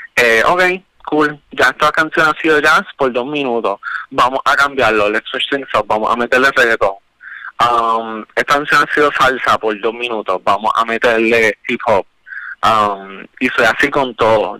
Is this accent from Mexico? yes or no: no; Caguas, Puerto Rico; moved away as an adult; also born or lived in San Juan; soy originalmente de, de Cagua, especialmente Bairoa, que de ahí pues sale mucho de la inspiración detrás de Bairópolis. Yo um, soy cagüeñe